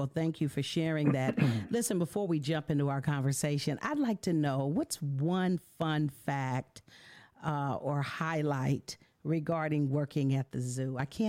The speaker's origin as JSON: {"language": "English", "area": "Bay Area", "region": "California", "country": "United States", "tie": "born or raised there", "said": "I'm from the Bay Area"}